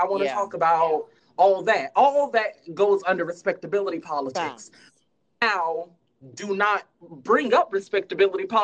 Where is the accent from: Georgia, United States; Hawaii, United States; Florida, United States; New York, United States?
Florida, United States; Miami; I'm from Miami